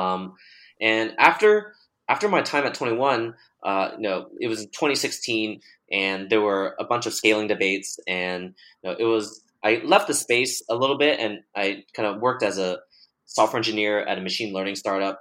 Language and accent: English; Bay Area, California, United States; I was born and raised in the Bay Area